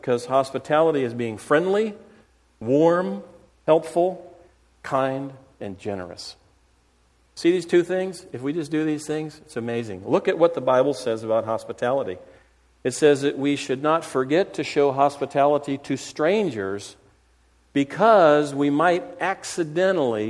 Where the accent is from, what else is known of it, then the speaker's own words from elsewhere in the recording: Florida, United States; moved away as an adult; also born or lived in South Carolina / Central African Republic; I grew up in Florida where it's hot